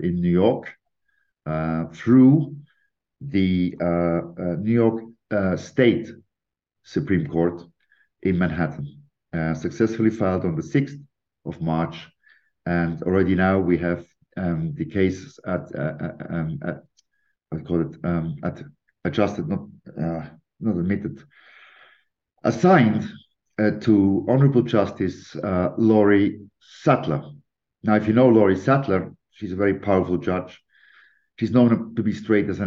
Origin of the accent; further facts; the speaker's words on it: Lucerne, Switzerland; also born or lived in London; I'm a British Swiss national, born and raised in Switzerland, in Lucerne